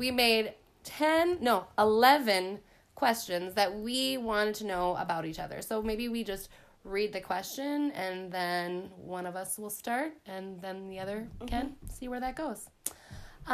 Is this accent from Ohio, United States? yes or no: no; Mounds View, Minnesota, United States; where I was raised was in Moundsview, which is definitely not small town. It's a suburb of Minneapolis. Actually, the house we grew up in was like a mile away from my grandma and grandpa's house where Dad grew up.